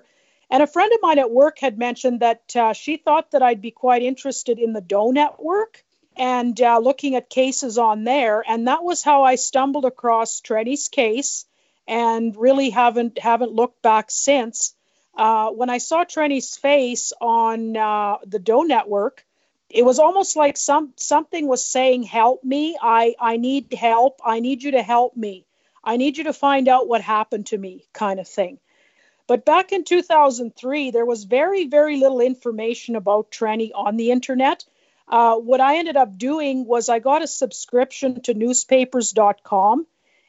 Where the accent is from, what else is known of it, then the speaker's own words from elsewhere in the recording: Drumheller, Alberta, Canada; I'm from Drumheller, Alberta, Canada